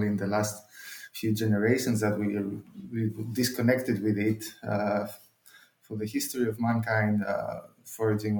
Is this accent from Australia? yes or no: no; northern Greece, Greece; my hometown is in the mountains of northern Greece